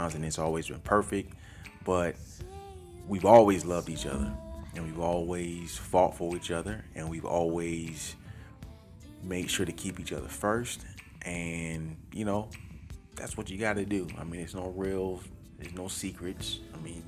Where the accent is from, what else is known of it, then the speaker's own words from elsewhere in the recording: Orlando, Florida, United States; moved away as an adult; now in Atlanta, United States; I'm from Orlando